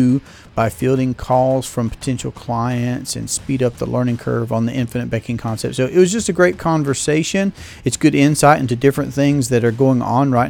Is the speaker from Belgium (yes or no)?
no; Tryon, North Carolina, United States; I'm from Tryon, North Carolina.